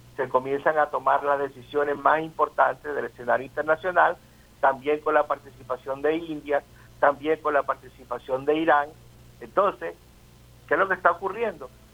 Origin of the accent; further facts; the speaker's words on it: Venezuela; como nosotros, como los venezolanos